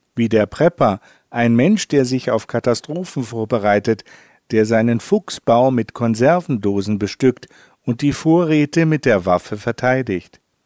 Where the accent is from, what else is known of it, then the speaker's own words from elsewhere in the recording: Northern Germany, Germany; als Norddeutscher